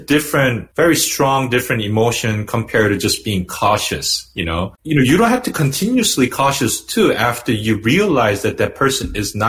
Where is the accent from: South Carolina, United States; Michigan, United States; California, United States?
California, United States; Brea; I grew up in Brea, by the way, Brea, California, Orange County. It was very white, Caucasian oriented city. Yeah. Asian was like super minority, you know, second largest group was Hispanic.